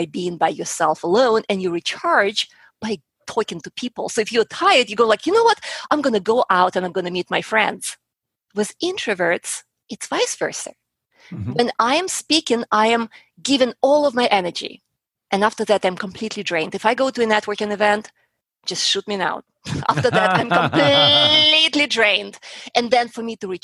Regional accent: Russia; moved away as an adult; also born or lived in Colorado; now in Houston, United States; I was growing up in Russia. I was about 10 years old.

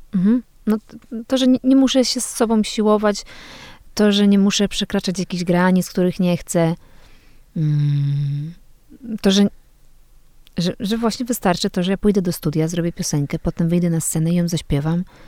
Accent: Poland; moved away as an adult; also born or lived in Kraków; pochodzę z tej małej miejscowości

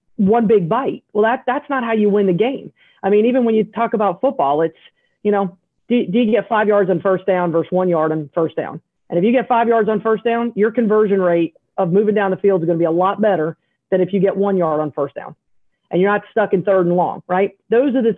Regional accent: South Carolina, United States; I'm a redneck from South Carolina

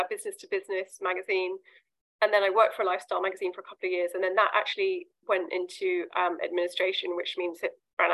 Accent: London, United Kingdom; So I'm from London. I grew up in London. I still live in the UK.

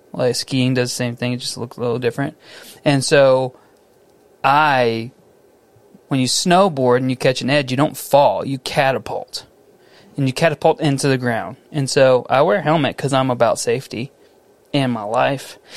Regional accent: Missouri City, Texas, United States; my hometown, Mo City, down Highway 90

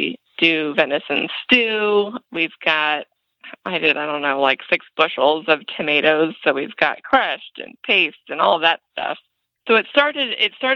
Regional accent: Los Angeles, California, United States; moved away as an adult; now in Indiana, United States; I'm actually from Los Angeles and grew up there until I was 26. So I'm a city girl, born and raised

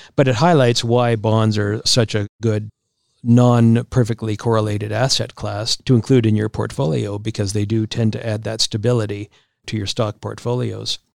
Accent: Regina, Saskatchewan, Canada; moved away; my hometown of Regina.

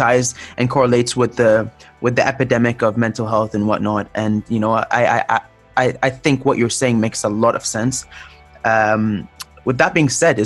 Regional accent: Cairo, Cairo Governorate, Egypt; now in Toronto, Canada; I grew up in Cairo.

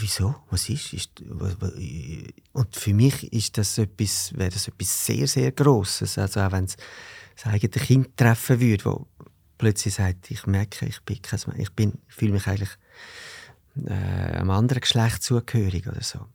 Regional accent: Zurich, Switzerland; ich bin da in Zürich im Seefeld aufgewachsen

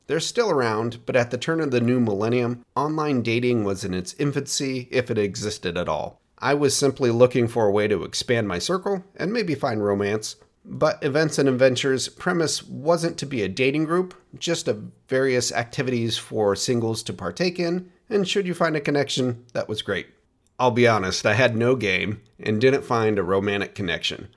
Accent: Oregon, United States; my home state of Oregon

